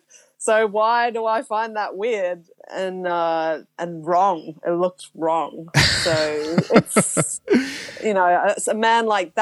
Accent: Australia; being an Australian-born Chinese. And I still feel that. I still feel an affinity with other Australian-born Chinese.

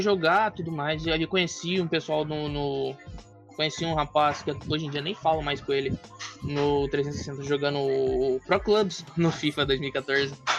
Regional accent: Mato Grosso, Brazil; Eu sou do estado de Mato Grosso

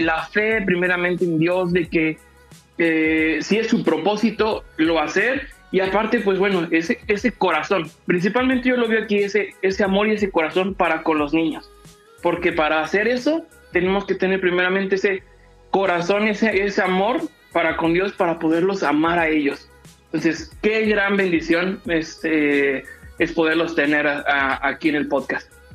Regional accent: Mexico; tenemos como cultura mexicana

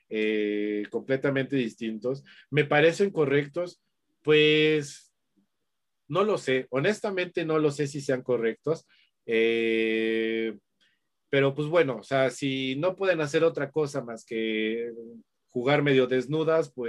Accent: Mexico; sobre todo como mexicanos, ¿no? Como mexicanos que somos la envidia

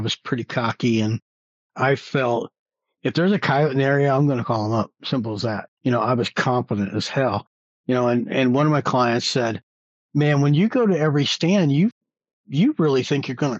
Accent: New Mexico, United States; Like, here in my hometown in New Mexico, you know, nationwide, I'm known as … with the … signature sounds

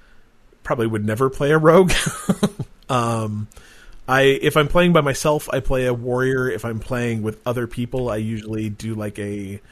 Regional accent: Utah, United States; growing up in Utah

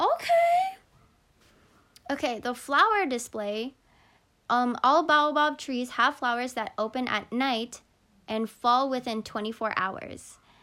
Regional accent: Philippines; I'm Filipino

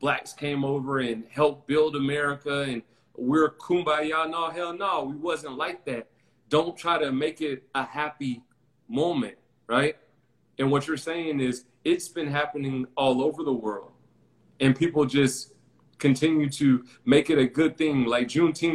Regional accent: Florida, United States; moved away; I'm from Florida

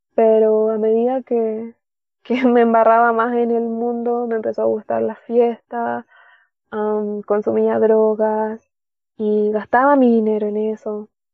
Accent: Caldera, Atacama, Chile; de Chile, de la tercera región de, Chile, mm, Caldera, la ciudad de Caldera.

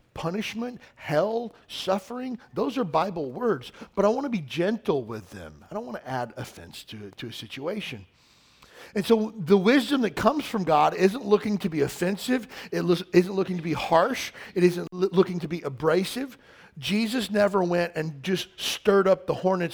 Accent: the South, United States; I grew up in the South

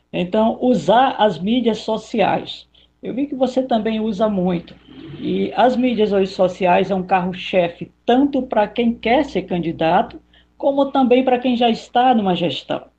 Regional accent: Northeast Region, Brazil; Eu vim lá do Nordeste, então você sabe como é, né? Mulher da peste, cabra da peste.

